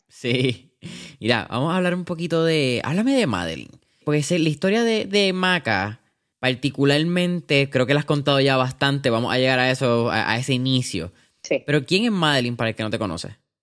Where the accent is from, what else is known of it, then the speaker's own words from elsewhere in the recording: Puerto Rico; aquí como puertorriqueños